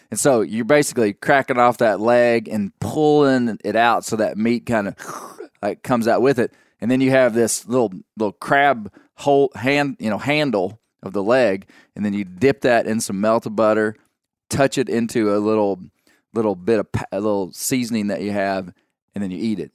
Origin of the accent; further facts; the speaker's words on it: Arkansas, United States; I popped out of the womb in 1979 in Arkansas